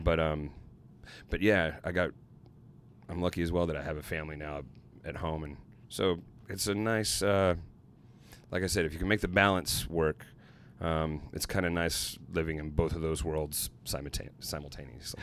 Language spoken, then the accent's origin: English; Little Rock, Arkansas, United States; my hometown of Little Rock, Arkansas